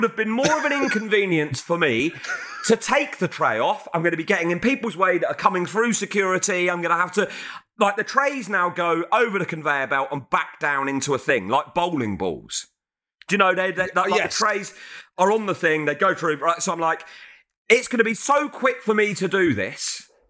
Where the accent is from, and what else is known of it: United Kingdom